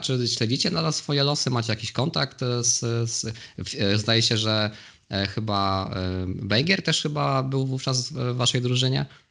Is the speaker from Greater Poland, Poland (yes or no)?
yes; Poznań, Greater Poland, Poland; obaj jesteśmy z, Poznania